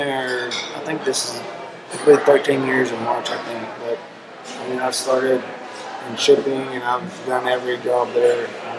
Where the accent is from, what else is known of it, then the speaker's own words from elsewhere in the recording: Greenville, Texas, United States; now in Leonard, United States; Just right outside of Dallas, Greenville. I actually live in Leonard, but Greenville is the place that everyone will know. It's our east of Dallas.